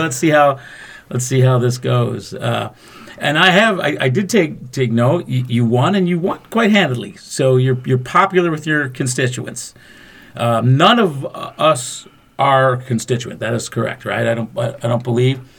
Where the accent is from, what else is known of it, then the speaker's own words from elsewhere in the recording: Macomb County, Michigan, United States; Fred and I were raised in Macomb County